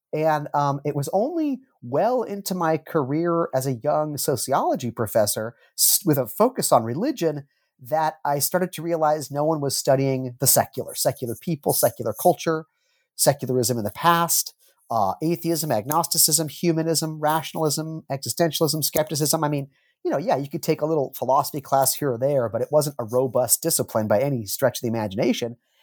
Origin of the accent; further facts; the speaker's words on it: Southern California, United States; moved away; also born or lived in Oregon / Scandinavia; I was born in Southern California, in a little town on the beach between Santa Monica and Malibu